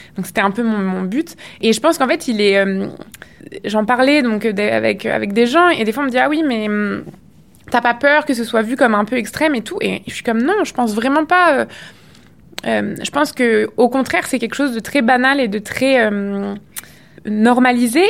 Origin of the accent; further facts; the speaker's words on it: France; moved away as an adult; also born or lived in Quebec; now in Montreal, Canada; en tant que française immigrée au Québec